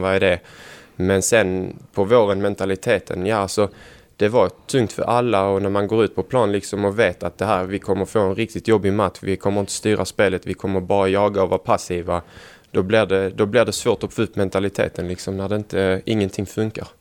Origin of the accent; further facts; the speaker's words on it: Helsingborg, Skåne, Sweden; moved away as an adult; now in Gävle, Sweden; Jag bodde hemma också i Helsingborg hos familjen när jag bodde där.